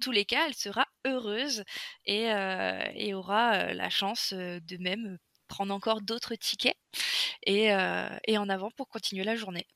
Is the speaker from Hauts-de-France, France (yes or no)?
yes; the North, Hauts-de-France, France; moved away; je suis nordiste de base